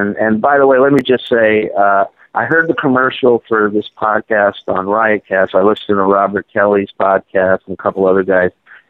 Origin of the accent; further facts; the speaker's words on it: Israel; born there; even though I was born in Israel, I've just never gotten along with Orthodox Jews for some reason.